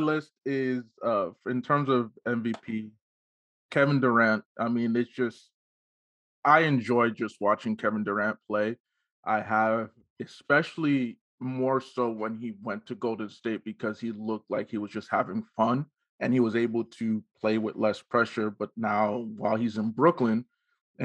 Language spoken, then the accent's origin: English; Nigeria; Being Nigerian